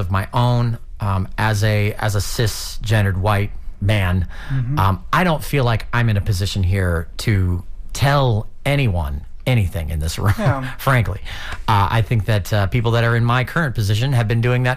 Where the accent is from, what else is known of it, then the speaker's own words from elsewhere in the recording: St. Petersburg, Florida, United States; I'm from St. Pete